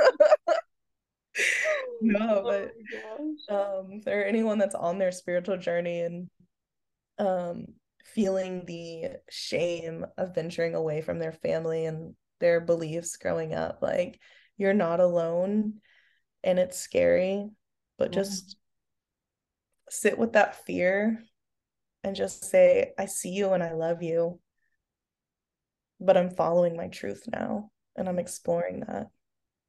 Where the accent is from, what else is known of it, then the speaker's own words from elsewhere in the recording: Oklahoma, United States; I'm from the Bible Belt, whoop whoop, go Oklahoma. And so like I grew up in a Christian home